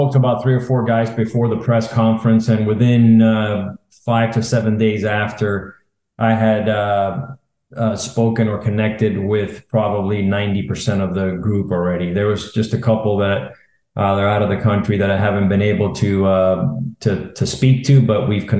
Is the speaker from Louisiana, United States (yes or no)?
no; Miami, Florida, United States; So, obviously, growing up in Miami, it's a hotbed for baseball.